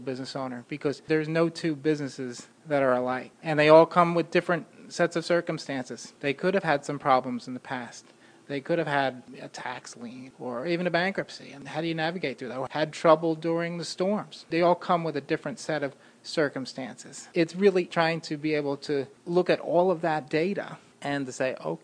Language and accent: English; North Brunswick, New Jersey, United States; also born or lived in Syracuse, New York; I grew up in about a half hour south of here in North Brunswick, New Jersey